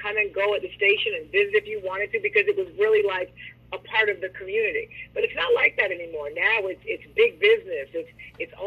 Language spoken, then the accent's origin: English; Chattanooga, Tennessee, United States; also born or lived in Nashville; I'm originally from Chattanooga, which is, you know, just a stone's throw away from Nashville.